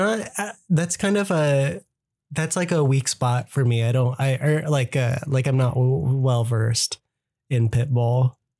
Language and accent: English; Arizona, United States; I'm from Arizona.